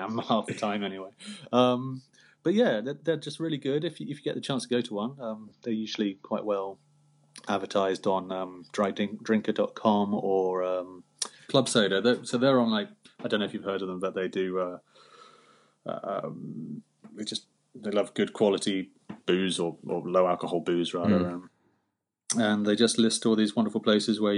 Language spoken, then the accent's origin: English; United Kingdom; we're British, it's part of our culture